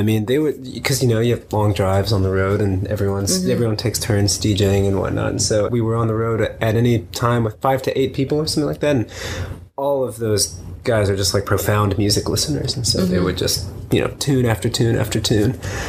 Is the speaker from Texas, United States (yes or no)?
no; Miami, Florida, United States; growing up in Miami, it was kind of like a country music desert